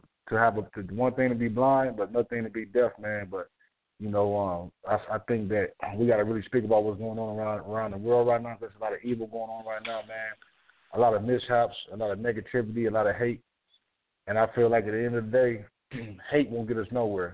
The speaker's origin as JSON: {"language": "English", "town": "Toledo", "region": "Ohio", "country": "United States", "said": "I'm from Toledo, Ohio."}